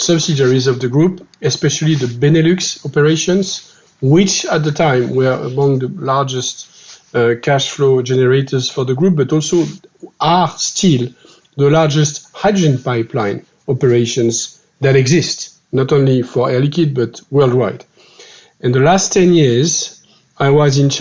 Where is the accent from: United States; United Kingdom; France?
France; accent: French; English is a second language; I'm a French guy, as you can see with my accent.